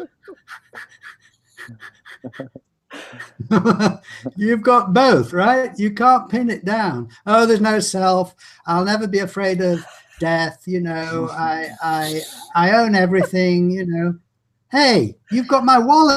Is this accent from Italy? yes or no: no; England, United Kingdom; I'm English